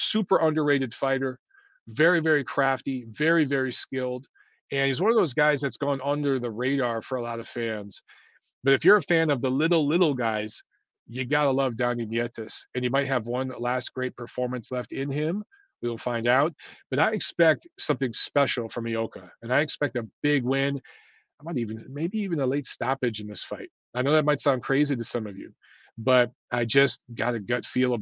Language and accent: English; Detroit, Michigan, United States; now in Chicago, United States; growing up in Detroit, we had Tiger Stadium